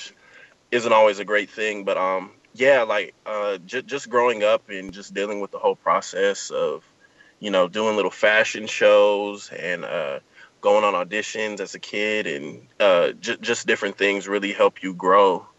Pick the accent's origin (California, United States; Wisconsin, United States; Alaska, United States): California, United States; Southern; Born and raised in Southern California